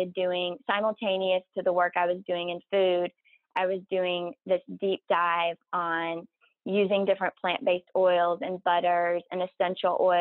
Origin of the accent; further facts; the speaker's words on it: South Carolina, United States; moved away as an adult; I'm from South Carolina. And I went to college in South Carolina